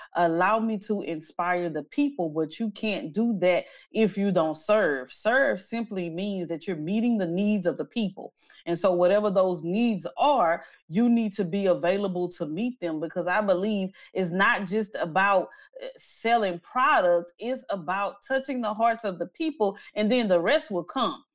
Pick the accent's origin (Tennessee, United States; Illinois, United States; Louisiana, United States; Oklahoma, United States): Louisiana, United States; Natchitoches; now in Houston, United States; I am originally from Natchitoches, Louisiana, a very small town in central Louisiana